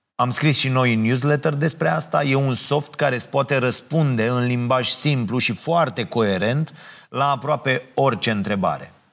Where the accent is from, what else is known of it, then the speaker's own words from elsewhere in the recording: Ploiești, Prahova, Romania; now in Bucharest, Romania; eu sunt de la Ploiești